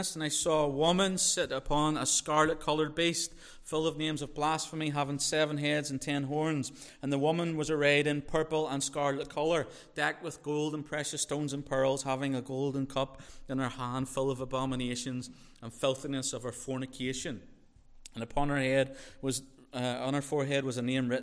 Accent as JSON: {"language": "English", "region": "Northern Ireland", "country": "United Kingdom", "said": "I'm from Northern Ireland."}